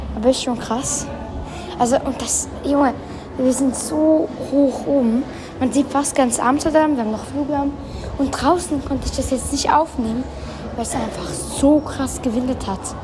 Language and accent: German; Uster, Zurich, Switzerland; Direkt aus meinem Heimat. Also wir müssen ja, wir wohnen in Uster